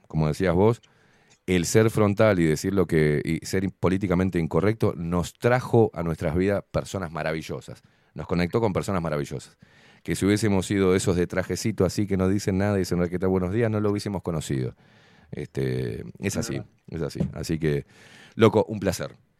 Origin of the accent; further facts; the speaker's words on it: Argentina; now in Uruguay; soy uruguayo, me crié en Argentina.